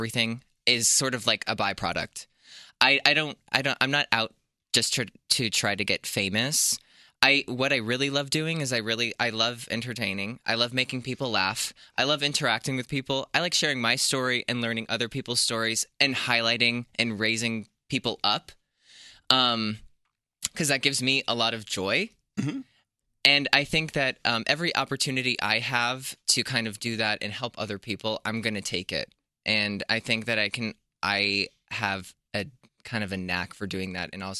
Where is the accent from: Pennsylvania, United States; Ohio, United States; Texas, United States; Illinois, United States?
Pennsylvania, United States; moved away; also born or lived in New Jersey; I grew up in a really small town in the middle of the woods in Pennsylvania